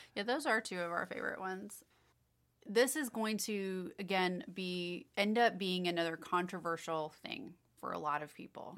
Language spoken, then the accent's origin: English; Kansas City, Missouri, United States; we're from Kansas City